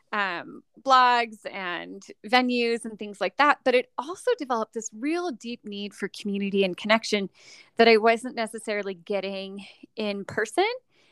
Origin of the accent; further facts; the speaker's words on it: Orange County, Southern California, United States; moved away as an adult; also born or lived in western United States; now in Northern Nevada, United States; I'm from Southern California originally. I grew up in Orange County, LA area